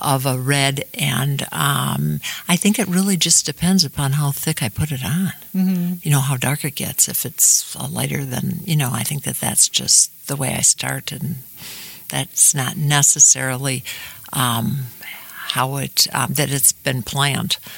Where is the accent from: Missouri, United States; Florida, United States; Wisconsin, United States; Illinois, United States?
Wisconsin, United States; Shorewood; a young gal growing up in Shorewood